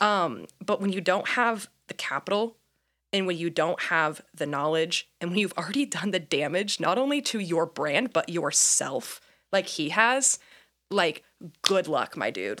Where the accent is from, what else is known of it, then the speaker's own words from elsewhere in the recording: Indiana, United States; moved away as an adult; also born or lived in Myrtle Beach, South Carolina; now in Portland, United States; born and raised in Indiana